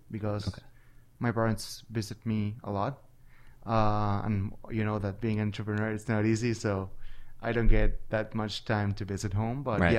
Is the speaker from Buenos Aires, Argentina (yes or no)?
yes; Buenos Aires, Argentina; So when I was a little kid, Buenos Aires was a completely different place than it is right now.